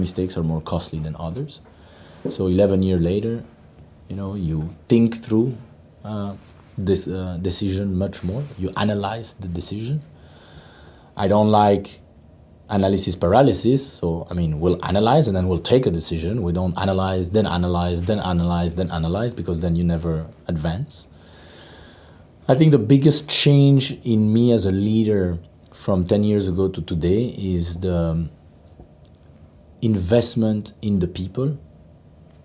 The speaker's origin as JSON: {"language": "English", "country": "Belgium", "tie": "born or raised there", "moved": "yes", "said": "I'm born and raised in Belgium"}